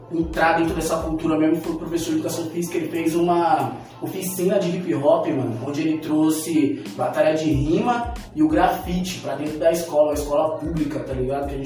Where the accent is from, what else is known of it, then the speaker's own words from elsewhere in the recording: São Paulo, Brazil; E, porra, é muito foda, porque eu cresci no Sapé, né? Eu estudava no Roberto Lange e o Sapé era do lado, eu sempre colava e tal.